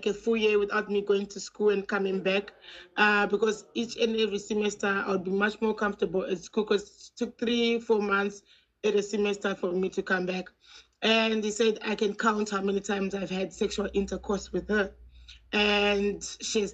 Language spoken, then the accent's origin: English; Zimbabwe; now in South Africa; I was born in Yashashakata, in Zimbabwe. And I grew up in a very homophobic family.